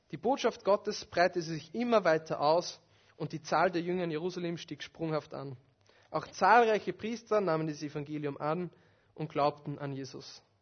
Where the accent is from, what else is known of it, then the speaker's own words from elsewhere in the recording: Upper Austria, Austria; von einem Tontechniker in meiner alten Heimatgemeinde in Oberösterreich.